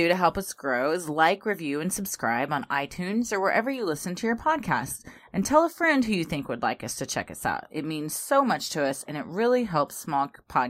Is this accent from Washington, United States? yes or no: no; Texas, United States; We're from Texas, y'all.